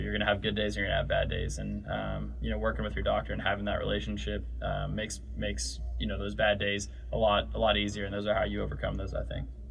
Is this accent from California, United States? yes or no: yes; California, United States; I grew up in California.